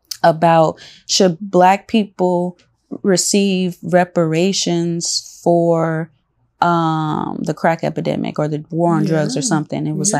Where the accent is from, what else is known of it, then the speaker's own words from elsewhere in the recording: Los Angeles, California, United States; But you know, growing up in South Central, and just, you know, especially like throughout the years, you know, it's becoming, it's always been like multicultural